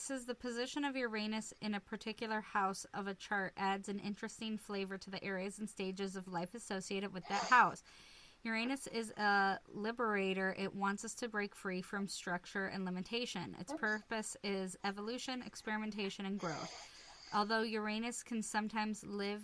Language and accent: English; Lincoln, Nebraska, United States; I was born in Lincoln, Nebraska